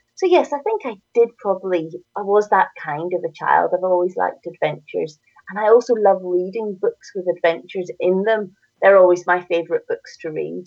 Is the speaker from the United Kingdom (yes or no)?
yes; Northern Ireland, United Kingdom; accent: Northern Irish; you can hear from my accent, I'm from Northern Ireland.